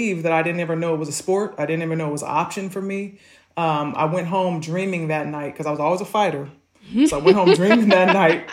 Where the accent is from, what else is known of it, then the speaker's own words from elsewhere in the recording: Malibu, California, United States; I'm growing up in Malibu